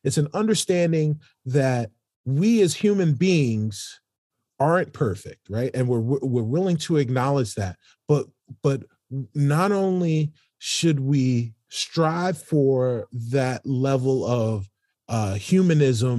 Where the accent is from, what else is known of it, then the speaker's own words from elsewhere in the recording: New York City, New York, United States; I'm from New York City